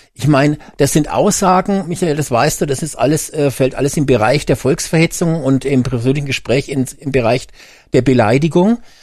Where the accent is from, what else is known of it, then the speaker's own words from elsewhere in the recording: Germany; bei uns in Deutschland